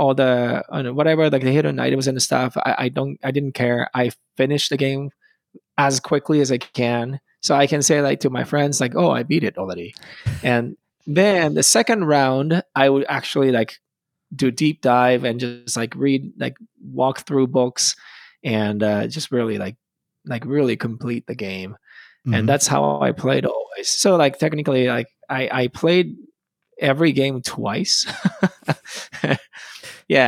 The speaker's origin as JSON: {"language": "English", "country": "Japan", "tie": "born or raised there", "also_born_or_lived": "Boston, United States", "second_language": "English", "moved": "as an adult", "said": "I'm from Japan, and I was born in the 82, so 41 years old now. And I gotta say, when I grew up, that was like the golden time of the video games in Japan."}